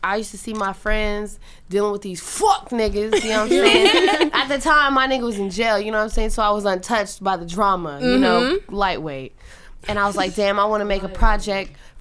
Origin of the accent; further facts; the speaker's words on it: New York City, New York, United States; I'm from Harlem